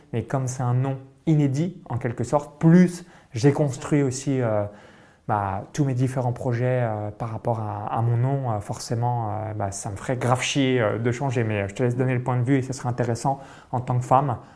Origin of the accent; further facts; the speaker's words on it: France; moved away; j'ai grandi euh, toute mon enfance euh, en France